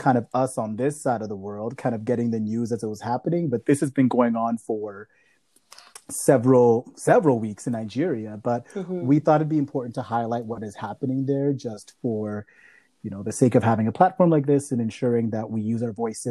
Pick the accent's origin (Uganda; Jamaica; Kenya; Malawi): Malawi; now in Canada; I am from Malawi. So we are two Africans living here in Canada